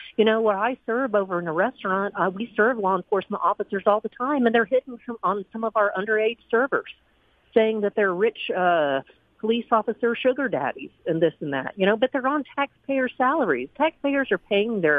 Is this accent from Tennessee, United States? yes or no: yes; Nashville, Tennessee, United States; moved away as an adult; also born or lived in Texas; now in Mississippi, United States; I was from Nashville. I was raised in Nashville